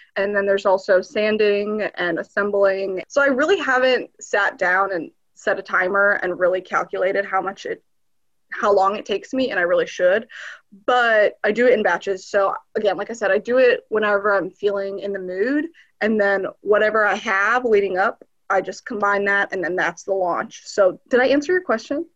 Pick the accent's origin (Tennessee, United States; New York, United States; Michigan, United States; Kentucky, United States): Kentucky, United States; northern; also born or lived in Berlin, Germany / Sarajevo, Bosnia and Herzegovina; we moved into the US in the late 90s, like a lot of us. Um, and we settled here in northern Kentucky